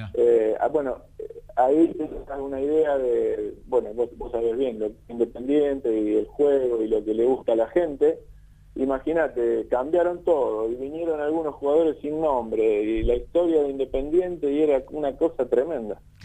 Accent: Villa Constitución, Santa Fe, Argentina; decidimos pegar la vuelta para la ciudad, acá para mi pueblo, Villa Constitución

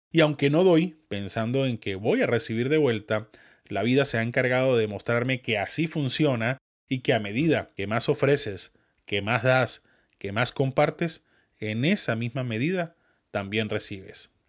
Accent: Venezuela; accent: Venezuelan mixed with northern Mexican; quienes les gusta mi acento venezolano mezclado con el mexicano norteño

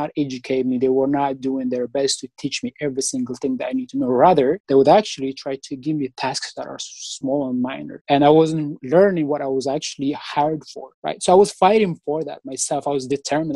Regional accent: Eritrea; moved away as an adult; also born or lived in Virginia, United States / Kentucky, United States; now in Evansville, United States; back home, my country, Eritrea

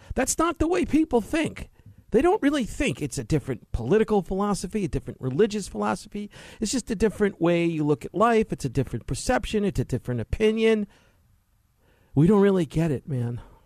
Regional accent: New York City, New York, United States; growing up in New York City, finishing college

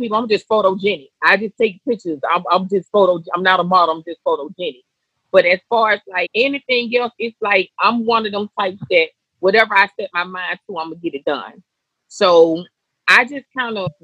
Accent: Atlanta, Georgia, United States; I'm born and raised in Atlanta, Westside Bankhead

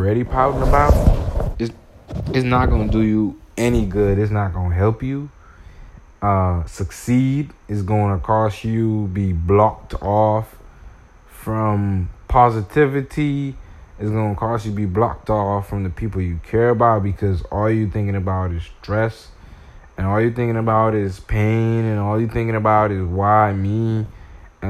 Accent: Bahamas; I'm from the Bahamas

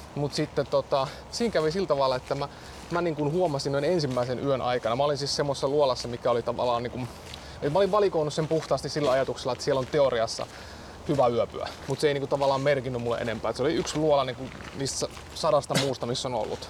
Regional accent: Central Finland, Finland; now in Helsinki, Finland; mä ajoin sitten Keski-Suomeen, mä oon kotoisin sieltä

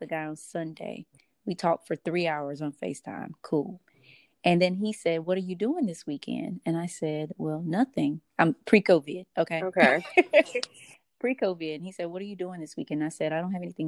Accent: the South, United States; moved away; I am from the South

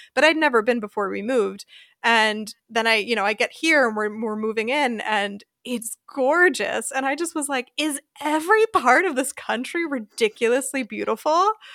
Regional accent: Philadelphia suburbs, Pennsylvania, United States; moved away as an adult; also born or lived in South Carolina; now in Germany; I grew up in the Philadelphia suburbs, and I was really rooted in place

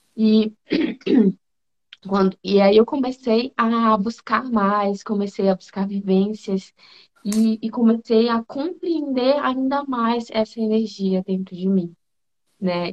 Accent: Manaus, Amazonas, Brazil; moved away as an adult; now in Brasília, Brazil; Eu sou manauara, sou de Manaus, lá daquela terra calorosa, e vim para cá

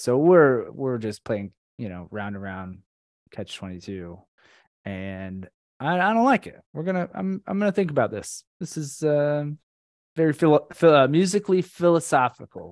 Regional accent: Orlando, Florida, United States; now in South Florida, United States; we grew up in Orlando, but I'm in South Florida now

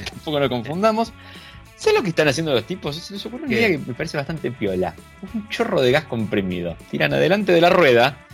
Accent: Argentina; somos argentinos

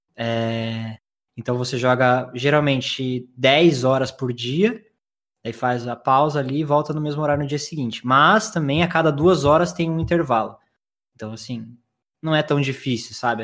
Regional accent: Curitiba, Paraná, Brazil; accent: curitibano; Sim, sou de Curitiba, acertou. Sotaque não, não tem como é, enganar, né? Leite quente. É... e eu nasci em Curitiba em 1991

